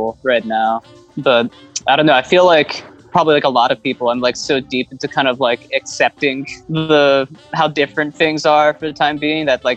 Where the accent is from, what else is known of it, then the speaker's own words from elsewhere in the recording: New Jersey, United States; moved away; growing up in Jersey